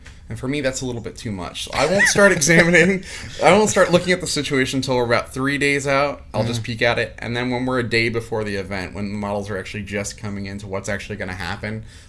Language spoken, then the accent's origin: English; Mertztown, Pennsylvania, United States; I grew up in Mertztown